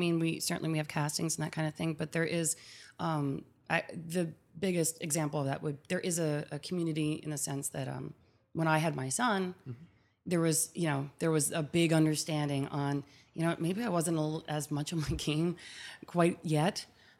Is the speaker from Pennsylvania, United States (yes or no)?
yes; Philadelphia, Pennsylvania, United States; moved away as an adult; like I'm a Philly girl. I'm born and raised in Germantown.